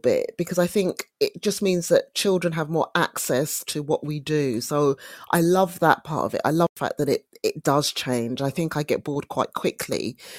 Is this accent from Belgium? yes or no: no; London, United Kingdom; I grew up in Brixton in South London